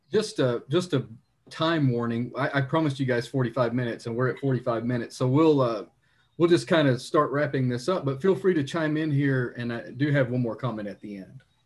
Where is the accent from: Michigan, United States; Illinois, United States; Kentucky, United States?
Kentucky, United States; Leslie County; I'm from Leslie County, the reddest county in the state